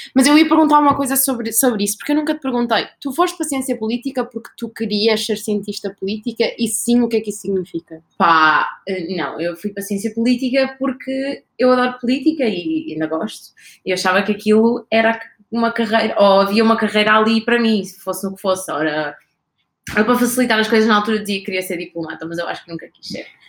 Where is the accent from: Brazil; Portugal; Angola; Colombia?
Portugal; Gouveia, Centro; now in Lisbon, Portugal; eu sou de um sítio um, no meio da Serra das Telas, chamado Gouveia